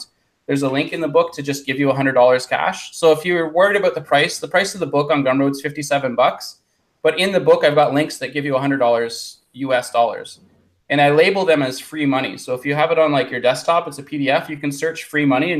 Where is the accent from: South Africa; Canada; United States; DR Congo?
Canada; I'm from Canada